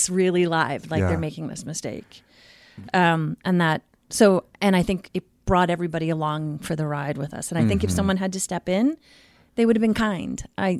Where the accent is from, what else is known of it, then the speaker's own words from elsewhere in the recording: Queens, New York, United States; you know, and I'm from Queens, you know, Archie Bunker was in Queens.